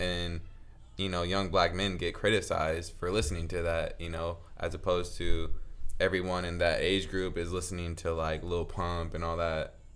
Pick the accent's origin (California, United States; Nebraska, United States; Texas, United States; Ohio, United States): Nebraska, United States; Lincoln; moved away; I'm from the city. So, I'm from Lincoln, Nebraska.